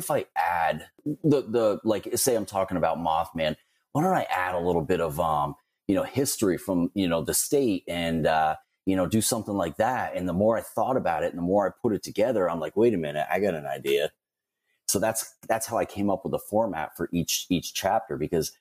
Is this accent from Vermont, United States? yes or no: yes; Northern Vermont, United States; I was born and raised in Vermont